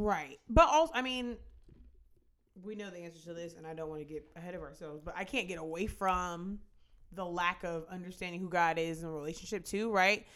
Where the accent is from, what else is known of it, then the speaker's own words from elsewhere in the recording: United States; as an American